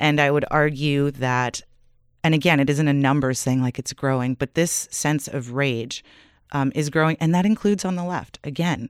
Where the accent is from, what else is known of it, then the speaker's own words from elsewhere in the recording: Canada; we're Canadian